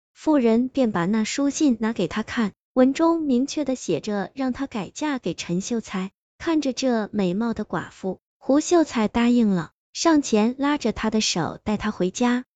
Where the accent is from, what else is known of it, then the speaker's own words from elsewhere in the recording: China; 我们中国人虽喜欢饮酒